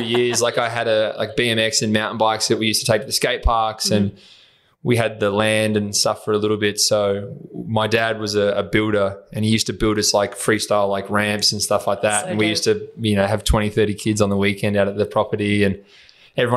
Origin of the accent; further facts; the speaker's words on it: Horsham, Victoria, Australia; accent: Aussie; I grew up obviously in Horsham in Country Vic